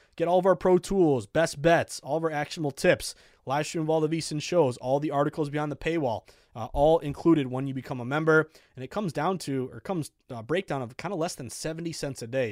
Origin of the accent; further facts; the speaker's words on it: Boston, Massachusetts, United States; as a Bostonian